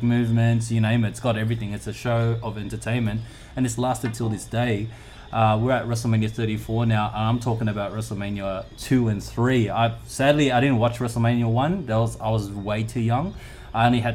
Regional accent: Sydney, New South Wales, Australia; I grew up around Canterbury. I was actually born in Canterbury. So I grew up in Marrickville first.

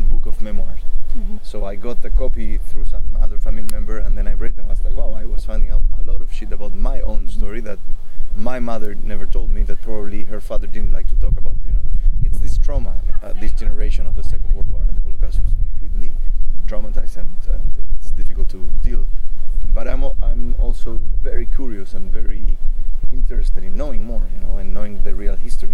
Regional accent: Chile; I'm second generation born in Chile

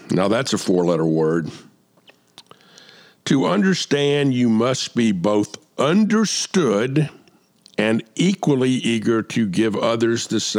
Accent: the South, United States; I grew up in the South in the 50s and 60s. I went to all white schools.

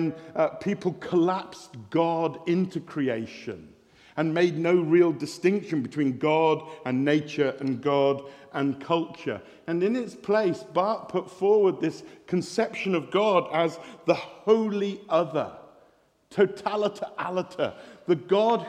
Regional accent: West Country, South West England, United Kingdom; I'm from the West Country, we say farmer

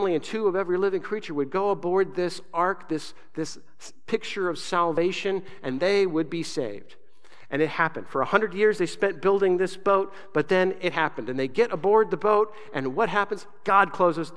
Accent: Southern Arizona, United States; moved away; also born or lived in Grand Island, Nebraska / West Coast; I was raised in Southern Arizona

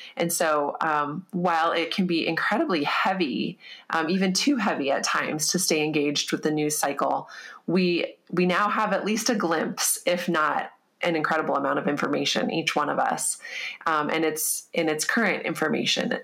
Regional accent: United States; as an American

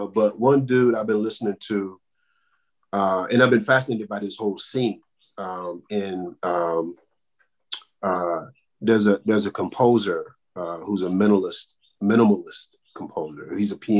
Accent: Birmingham, Alabama, United States; now in Salisbury, United States; I grew up in Birmingham, Alabama

